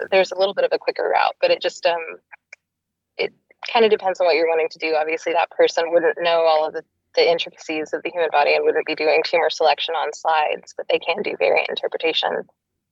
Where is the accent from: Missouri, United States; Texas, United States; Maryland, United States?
Texas, United States; also born or lived in Boston; now in Seattle, United States; I'm from Texas originally and then moved to Boston